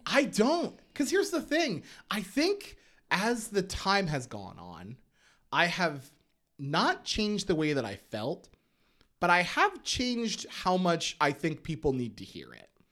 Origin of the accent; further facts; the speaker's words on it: Schuylkill County, Pennsylvania, United States; I grew up in Schuylkill County, Pennsylvania